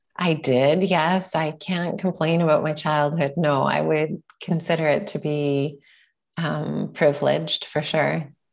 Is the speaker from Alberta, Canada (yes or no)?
yes; Sherwood Park, Alberta, Canada; also born or lived in Edmonton, Alberta / Vancouver, British Columbia; I was born in Edmonton, Alberta, and I grew up in a suburb just outside in Sherwood Park